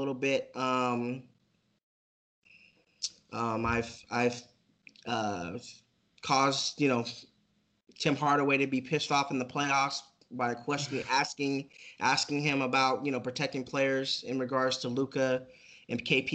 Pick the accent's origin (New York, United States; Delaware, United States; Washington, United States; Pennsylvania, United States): Washington, United States; Seattle; I'm actually from Seattle.